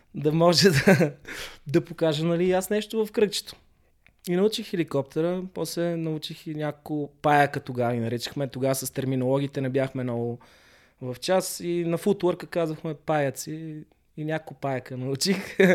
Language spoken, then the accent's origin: Bulgarian; Sofia, Sofia City, Bulgaria; moved away as an adult; also born or lived in London, United Kingdom; аз съм израснал в Хаджи Димитър в София